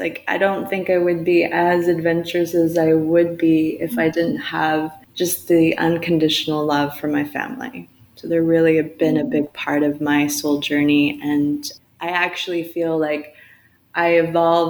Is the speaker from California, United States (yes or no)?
yes; California, United States; now in Montreal, Canada; I was born in California, and I'm a Yonsei, which is fourth generation Japanese American. And then I grew up there